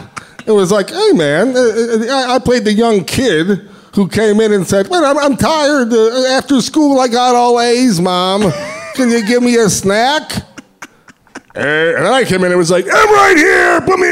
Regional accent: California, United States; I went to college, and most people don't know this, I'm from Northern California.

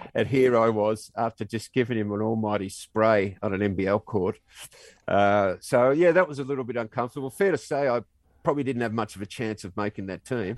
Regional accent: Australia

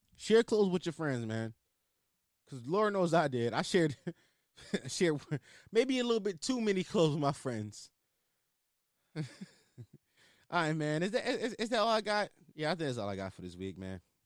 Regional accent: Philadelphia, Pennsylvania, United States; accent: Philly; I just went heavy into my Philly accent. Sometimes it just be popping out of me

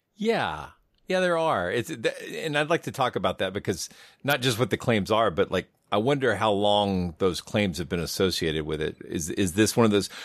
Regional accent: the South, United States; growing up in the South

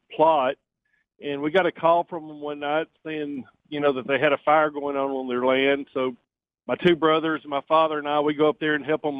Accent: Chilton County, Alabama, United States; I grew up down in Chilton County

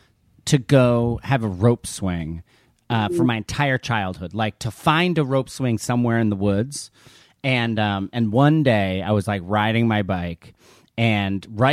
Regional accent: New Jersey, United States; I'm from New Jersey, but I pick up words from kind of all over.

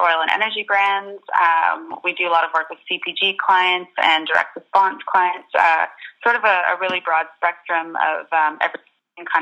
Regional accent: Canada; moved away as an adult; now in London, United Kingdom; I'm based in London, where I have been for the past 3 years or so, but I'm originally from Canada

